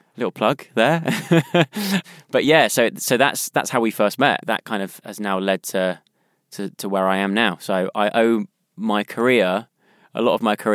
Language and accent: English; South West England, United Kingdom; accent: West Country; It's so weird how watching that back and seeing my accent's kind of changed.